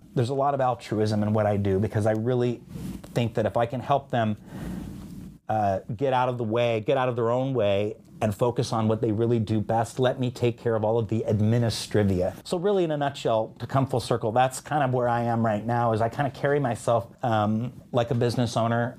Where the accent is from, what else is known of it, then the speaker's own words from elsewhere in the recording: Bay Area, California, United States; moved away; also born or lived in Pennsylvania / Oregon; I was born and raised in the Bay Area, of California